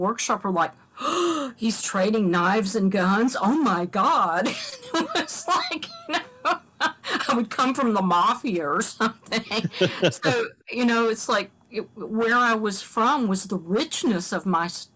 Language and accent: English; Kentucky, United States; moved away as an adult; now in Catonsville, United States; as much as I love where I'm from, and right now I long for where I'm from, you know, I live in Catonsville, Maryland. I'd give anything to live back in Kentucky